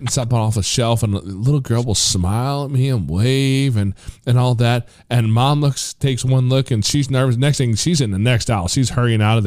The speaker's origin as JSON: {"language": "English", "region": "Missouri", "country": "United States", "tie": "born or raised there", "also_born_or_lived": "Tennessee"}